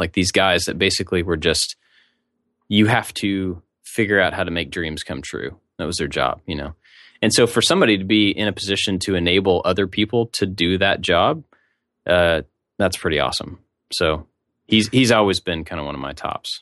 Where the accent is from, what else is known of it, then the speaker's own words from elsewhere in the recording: Kentucky, United States; now in Savannah, United States; where I'm from